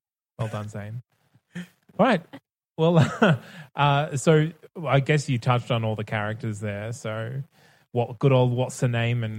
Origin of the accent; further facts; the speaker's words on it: Australia; I guess as Australian